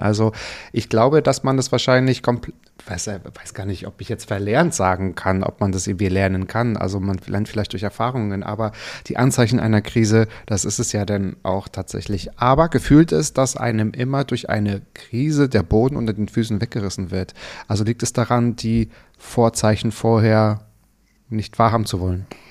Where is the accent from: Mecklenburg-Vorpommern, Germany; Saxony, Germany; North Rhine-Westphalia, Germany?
Mecklenburg-Vorpommern, Germany; Müritz National Park; Ich bin im Myris Nationalpark aufgewachsen